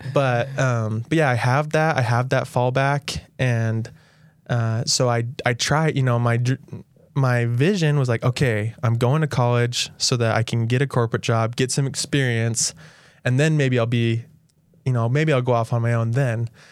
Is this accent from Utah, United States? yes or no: yes; St. George, Utah, United States; I grew up here in Saint George